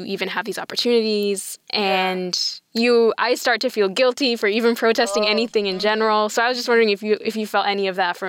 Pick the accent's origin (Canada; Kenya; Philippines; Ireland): Kenya; now in United States; So I'm from Kenya originally. My parents moved to the U.S. to sort of get away